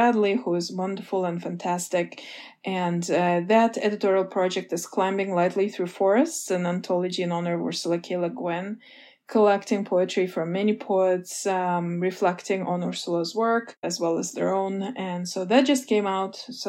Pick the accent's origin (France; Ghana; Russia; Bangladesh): Russia; English is a second language; I was growing up in the Soviet Union. I was a child and then a preteen in the last years of the Soviet Union.